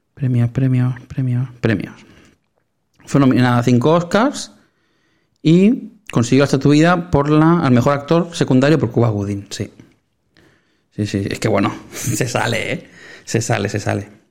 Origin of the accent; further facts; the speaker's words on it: Sabadell, Catalonia, Spain; somos muy de Sabadell nosotros